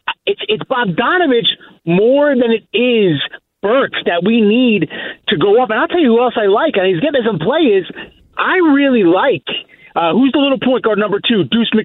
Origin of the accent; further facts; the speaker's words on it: Hightstown, New Jersey, United States; moved away as an adult; now in Manalapan, United States; I live in Alpen with my wife and my daughters for the last 18 years. So … from Monmouth County. Give love. But anywhere in the world, I'm from Hightstown, New Jersey. Very proud of it.